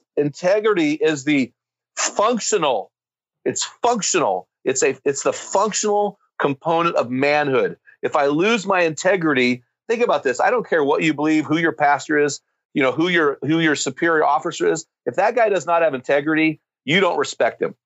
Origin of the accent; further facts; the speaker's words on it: United States; I'm an American